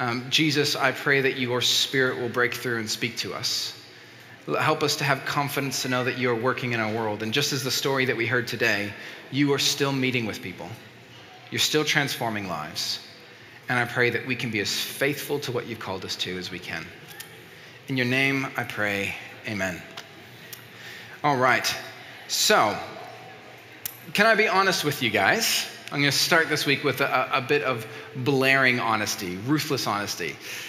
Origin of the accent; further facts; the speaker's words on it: Mexico; first language Spanish; English is a second language; moved away; as a Mexican, I grew up in Mexico, and so I grew up speaking Spanish